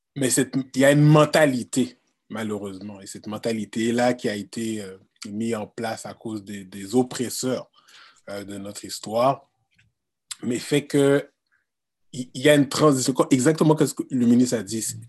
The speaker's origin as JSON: {"language": "French", "region": "Quebec", "country": "Canada", "tie": "born or raised there", "said": "je suis né ici au Québec"}